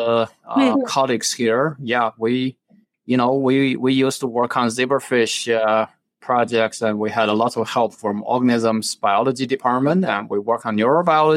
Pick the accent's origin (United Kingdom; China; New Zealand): China; now in United States; I was born in China. When I was young, I was in a strange environment. It was really it's a place with a lot of highly educated individuals when I grew up